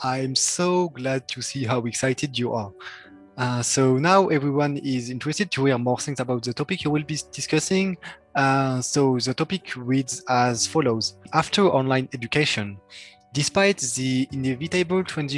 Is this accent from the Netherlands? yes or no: no; France; I come from France